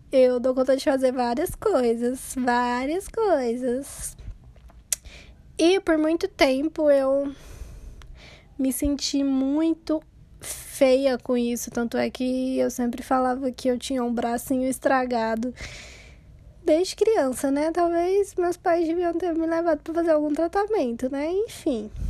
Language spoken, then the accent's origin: Portuguese; Brazil; vou tentar de novo porque sou brasileira e não desisto nunca.